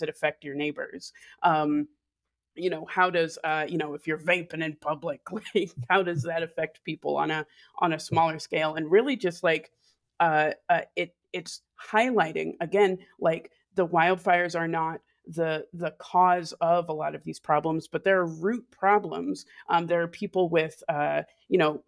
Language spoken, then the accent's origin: English; Fairbanks, Alaska, United States; I was born and raised in Fairbanks, Alaska.